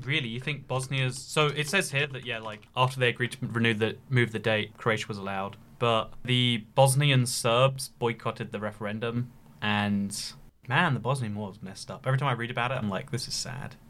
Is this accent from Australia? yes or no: no; United Kingdom; I am a British person